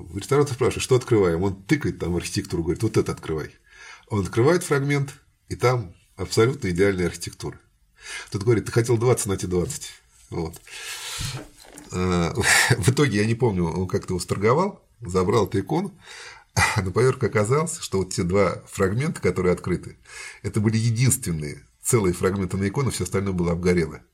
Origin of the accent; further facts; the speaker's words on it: Samara, Samara Oblast, Russia; я, как самарец, считаю ее своей